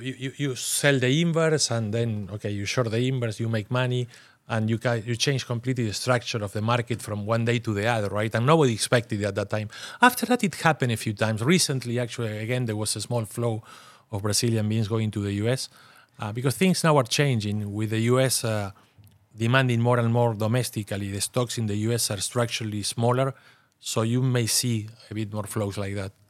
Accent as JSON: {"language": "English", "country": "Argentina", "said": "I'm from Argentina"}